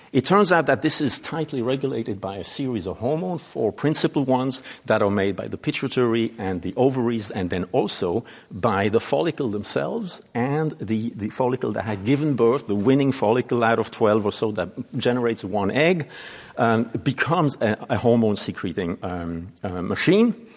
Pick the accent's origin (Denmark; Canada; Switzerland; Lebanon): Switzerland; moved away; my home country